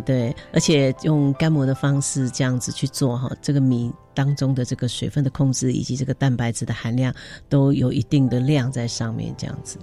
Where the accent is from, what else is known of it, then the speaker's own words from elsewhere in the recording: Taiwan; 其实米本身本来就是我们台湾人主要的食物之一嘛